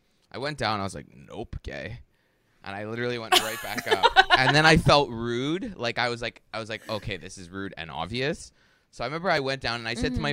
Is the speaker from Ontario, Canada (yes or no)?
yes; Toronto, Ontario, Canada